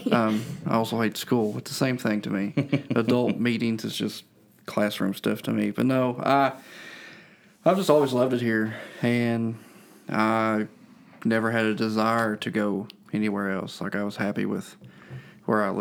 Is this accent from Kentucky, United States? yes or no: yes; Boyd County, Kentucky, United States; I was born in Boyd County and I was raised in Boyd County